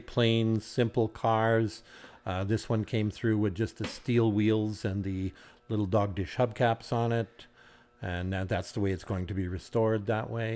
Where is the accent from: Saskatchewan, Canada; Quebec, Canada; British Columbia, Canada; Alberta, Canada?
Saskatchewan, Canada; Cudworth; grew up on the farm